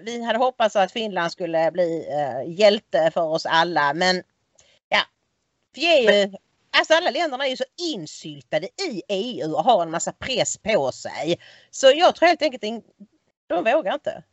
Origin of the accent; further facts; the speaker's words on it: Sweden; vi är svenskar